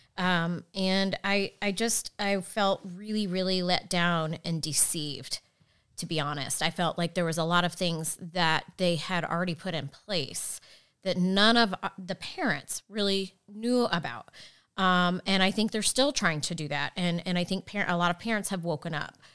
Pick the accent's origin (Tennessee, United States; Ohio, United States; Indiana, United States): Indiana, United States; Fishers; I grew up in Fishers